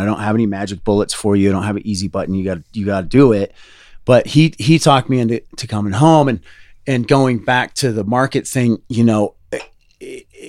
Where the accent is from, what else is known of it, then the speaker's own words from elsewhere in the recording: Fort Collins, Colorado, United States; also born or lived in New Orleans; I grew up in Fort Collins originally